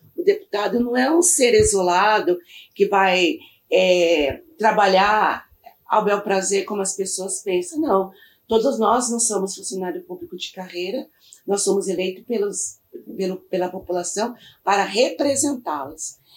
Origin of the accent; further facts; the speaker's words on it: São Paulo, Brazil; also born or lived in Mogi das Cruzes; eu sou nascida de São Paulo é, me criei na Zona Sul de São Paulo, no bairro do Real Parque